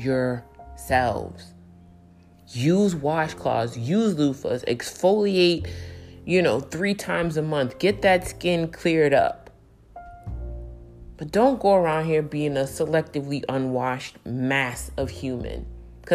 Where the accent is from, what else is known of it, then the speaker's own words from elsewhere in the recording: New York City, New York, United States; growing up in New York City